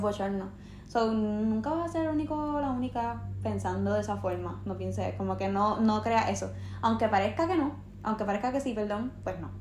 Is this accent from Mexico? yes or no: no; Puerto Rico; nosotros como puertorriqueños